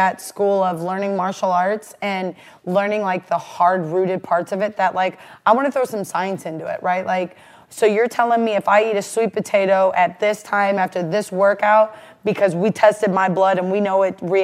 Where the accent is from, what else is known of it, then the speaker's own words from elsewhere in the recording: Rootstown, Ohio, United States; also born or lived in Akron, Ohio / Cleveland, Ohio; I'm from Ohio. I'm from Rootstown is really where I'm from, and I know you guys probably have no idea where that's originally from, but it's a suburb of Akron